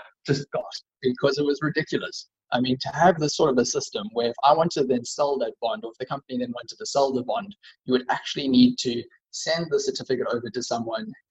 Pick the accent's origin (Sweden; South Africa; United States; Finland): South Africa; as a South African